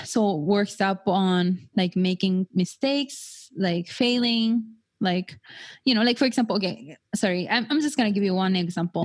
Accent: Japan; now in United States; I was born and raised in Japan

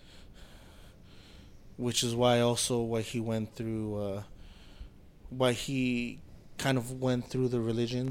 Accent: United States; my brother and I, we're American, we were born here, we're U.S. citizens, but, you know, to us, ourselves, we're full-blooded Bolivians

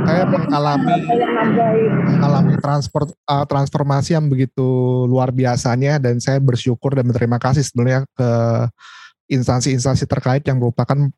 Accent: Jakarta, Indonesia; kebetulan uh, saya besar di Jakarta meskipun lahir bukan di Jakarta.

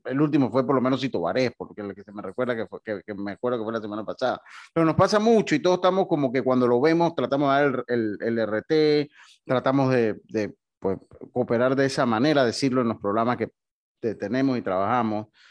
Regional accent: Panama

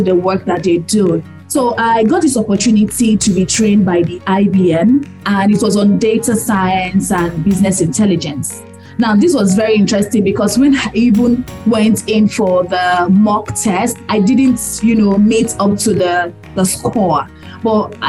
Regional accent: Nigeria; I'm proudly Nigerian

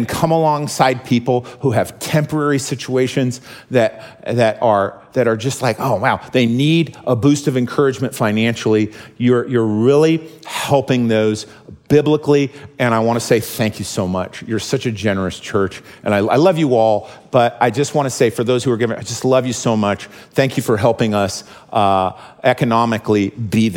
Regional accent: United States; as American Christians

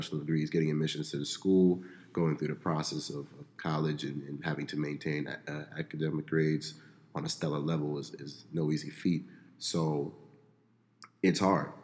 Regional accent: Baltimore, Maryland, United States; I hail from Baltimore, Maryland, a Nigerian American, Igbo to be specific.

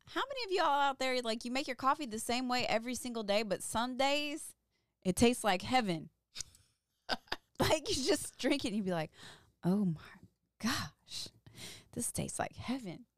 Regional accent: Louisville, Kentucky, United States; I grew up in Louisville, Kentucky

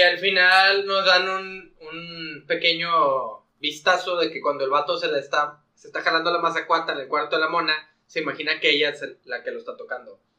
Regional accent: Mexico; soy mexicano

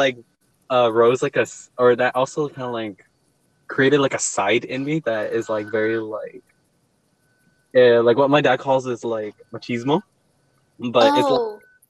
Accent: Stockton, California, United States; I did grow up in Stockton. I mean, like, I was born in Stockton, grew up here, but I would also, like, very regularly, when I was little, my parents would always, like, visit Peru a lot.

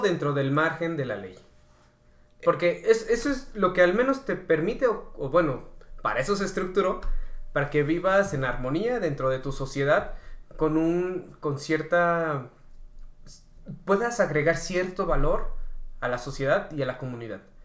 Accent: Mexico; nosotros como mexicanos

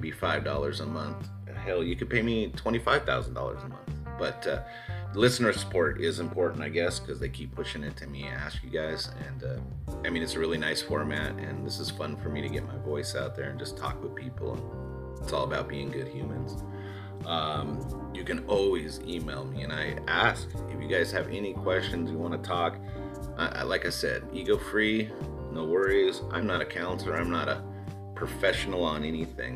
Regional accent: Southern California, United States; now in Austin, United States; I grew up Rams fam in Southern California with all my friends there

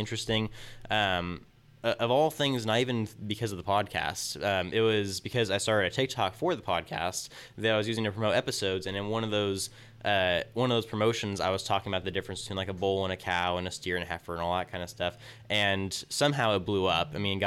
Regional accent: Tulare, California, United States; born and raised in Tulare

